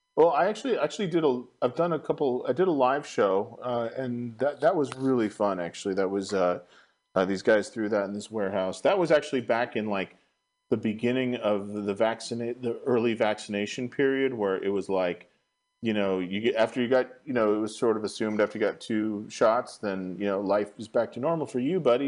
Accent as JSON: {"language": "English", "area": "Marin County", "region": "California", "country": "United States", "tie": "born or raised there", "also_born_or_lived": "San Francisco, United States", "said": "I was raised in Marin County, and then I moved back to the city"}